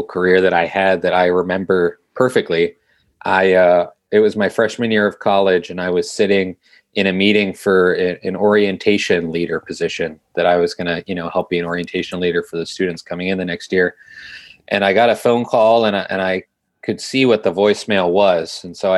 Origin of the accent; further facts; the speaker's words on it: Youngstown, Ohio, United States; growing up in Youngstown